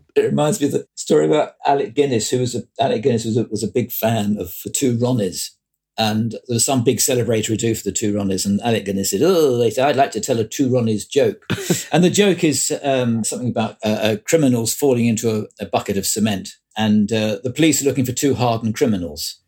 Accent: Croydon, London, United Kingdom; I come from South Croydon

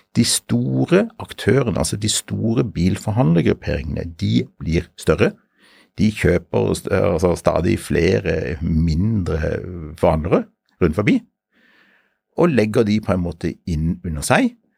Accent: Sørlandet, Norway; also born or lived in Bergen; Jeg er oppvokst på Sørlandet, men jeg er født i Bergen.

